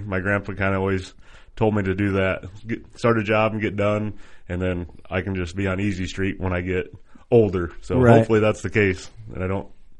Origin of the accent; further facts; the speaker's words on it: Viola, Illinois, United States; I'm born and raised in Viola, Illinois.